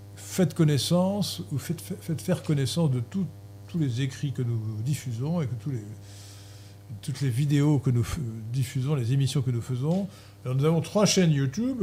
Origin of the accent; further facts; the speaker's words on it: France; Nous sommes des Français et la langue française fait partie de notre identité